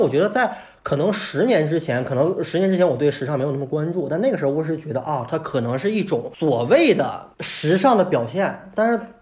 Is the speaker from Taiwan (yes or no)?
no; China; 我们中国